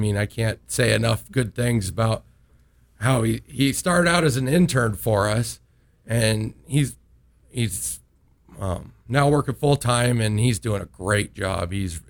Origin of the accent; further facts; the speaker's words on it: Omaha, Nebraska, United States; also born or lived in Kearney, Nebraska; I grew up in Harvey Oaks, and I remember being there when I was a kid, and that was 30-some-odd years ago.